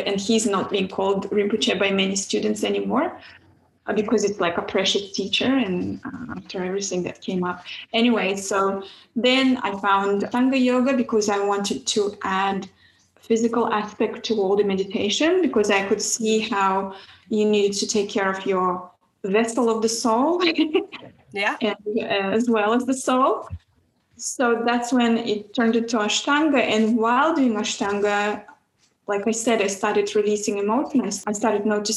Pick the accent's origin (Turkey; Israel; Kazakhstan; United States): Kazakhstan; moved away; I grew up in Kazakhstan